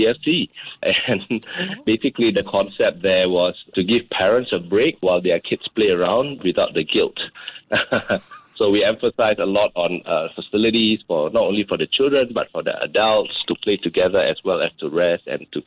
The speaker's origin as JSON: {"language": "English", "country": "Indonesia", "tie": "born or raised there", "moved": "yes", "lives_now": "Singapore", "said": "growing up in Indonesia at that time"}